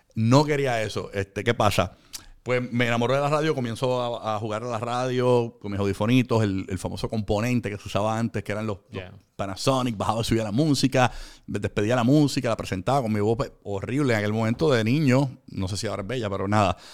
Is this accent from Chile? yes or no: no; Puerto Rico; also born or lived in Carolina, Puerto Rico / Fajardo, Puerto Rico; en un momento dado nos mudamos a Fajardo por la economía, de que era más económico vivir en, allá que vivir en el área metropolitana. Nos mudamos de Carolina a Fajardo